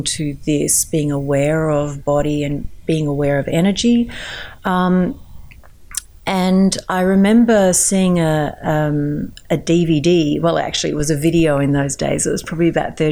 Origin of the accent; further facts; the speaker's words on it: Melbourne, Victoria, Australia; I also run workshops from my hometown, Melbourne